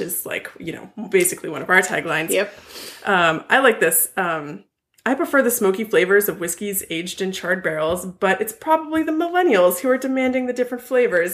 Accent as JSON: {"language": "English", "area": "Ventura County", "region": "California", "country": "United States", "tie": "born or raised there", "said": "my hometown newspaper, the VC oh. Star"}